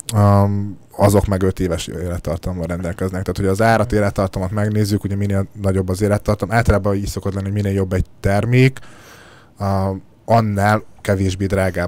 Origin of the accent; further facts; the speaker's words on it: Szabolcs-Szatmár-Bereg, Hungary; én is szabolcsi gyerek vagyok